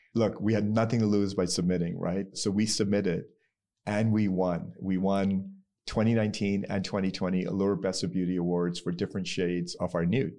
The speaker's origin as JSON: {"language": "English", "country": "Pakistan", "said": "So I'm Pakistani"}